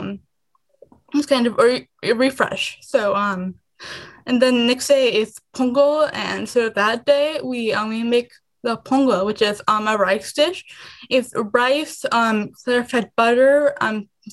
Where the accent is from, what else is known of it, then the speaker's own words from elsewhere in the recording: Illinois, United States; also born or lived in India; I came to U.S. when I was 2. I came to Illinois when I was 5